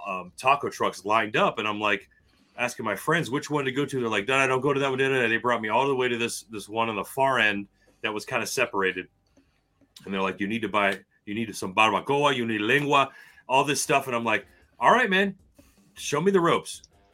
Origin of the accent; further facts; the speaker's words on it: Miami, Florida, United States; we grew up in Miami.